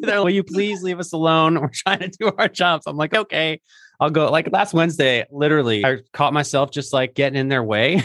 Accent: Philadelphia, Pennsylvania, United States; moved away; my home city of Philadelphia. where I used to live.

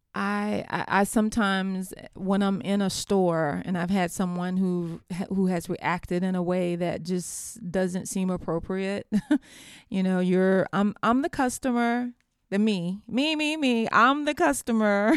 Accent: Americus, Georgia, United States; Americus, Georgia, which is my hometown

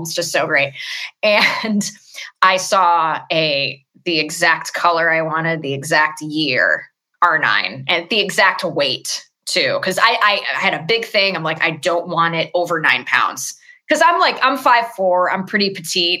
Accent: Los Angeles, California, United States; I'm born and raised in Los Angeles

